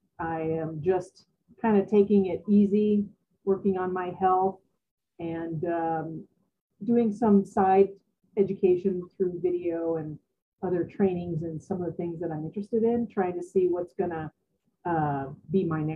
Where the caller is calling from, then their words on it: Colorado, United States; I'm in Colorado.